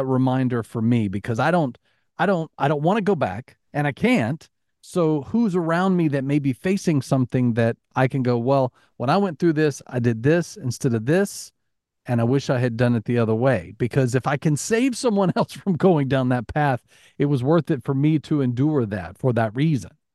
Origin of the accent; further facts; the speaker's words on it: Alabama, United States; growing up in Alabama